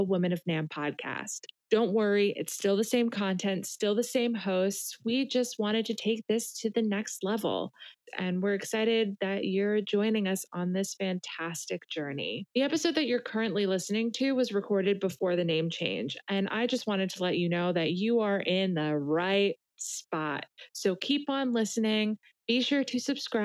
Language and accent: English; East Coast, United States; I'm from the East Coast